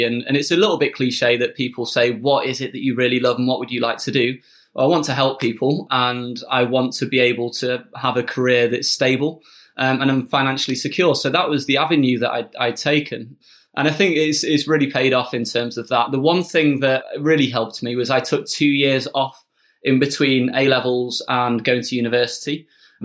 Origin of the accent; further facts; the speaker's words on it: Sheffield, Yorkshire and the Humber, United Kingdom; I grew up in Sheffield, quite central Sheffield.